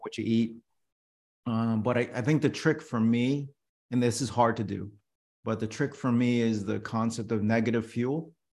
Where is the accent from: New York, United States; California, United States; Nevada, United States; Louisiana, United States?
New York, United States; New York City; I was born in New York City